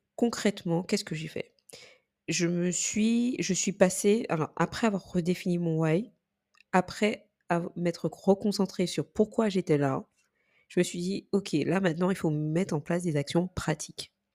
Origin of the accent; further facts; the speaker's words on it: Martinique; moved away; je suis martiniquaise, pour ceux qui ne le savent pas, et que du coup, ma famille vit pour la plus grande partie aujourd'hui en Martinique